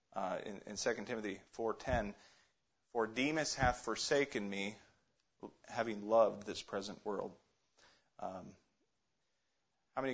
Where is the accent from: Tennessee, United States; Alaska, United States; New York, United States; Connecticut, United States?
Alaska, United States; also born or lived in Ohio; Growing up in Alaska